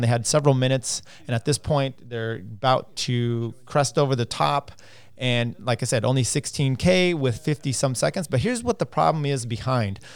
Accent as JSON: {"language": "English", "country": "United States", "said": "as an American"}